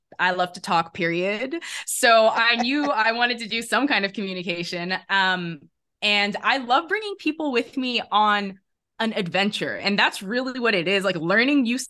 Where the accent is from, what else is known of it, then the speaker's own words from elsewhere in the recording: Netherlands; moved away as an adult; also born or lived in England; I grew up in the Netherlands